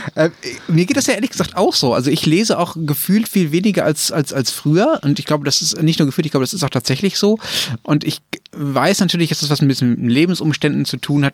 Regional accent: Germany

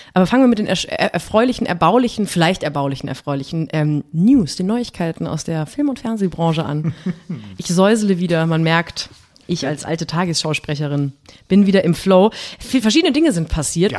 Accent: West Germany, Germany; Bin Westdeutsche bin ich auch

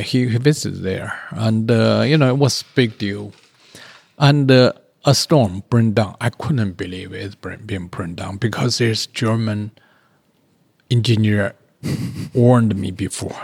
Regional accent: China; moved away; I'm the only Chinese

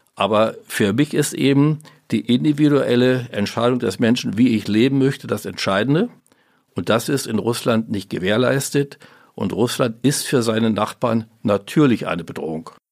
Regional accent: GDR, East Germany, Germany; wir in der DDR

